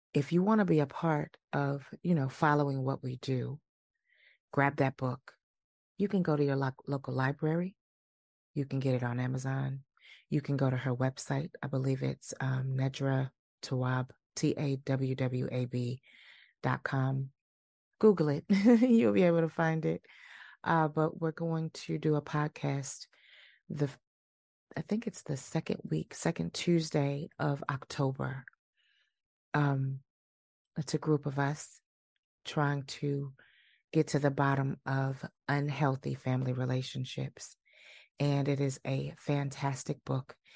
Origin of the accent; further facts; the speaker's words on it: Milwaukee, Wisconsin, United States; moved away; my hometown of Milwaukee, Wisconsin